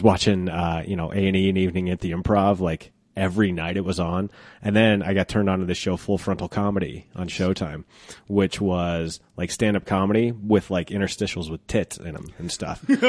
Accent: Twentieth and Youngfield, Colorado, United States; at twentieth and Youngfield was, uh, an Italian restaurant called Andalini's, and we owned

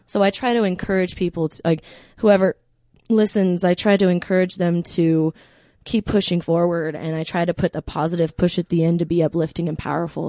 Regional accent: Colorado, United States; We're from Colorado

